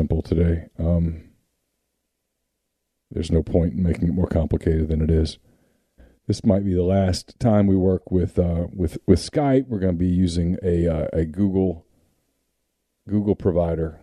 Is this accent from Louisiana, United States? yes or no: yes; Louisiana, United States; now in Mississippi, United States; I grew up in Louisiana. I live in Mississippi